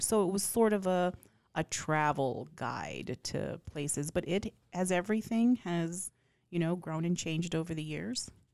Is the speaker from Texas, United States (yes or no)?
yes; outside of El Paso, Texas, United States; moved away; I grew up with hole in the walls that are incredibly famous from the back roads of, um, outside of El Paso